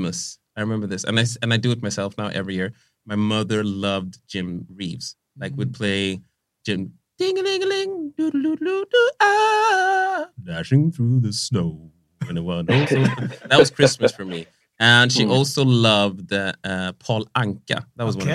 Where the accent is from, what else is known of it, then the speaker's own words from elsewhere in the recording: Vallentuna, Stockholm County, Sweden; moved away; growing up in Vallentuna, like, when I was growing up, first of all, there wasn't a bunch of minorities in Vallentuna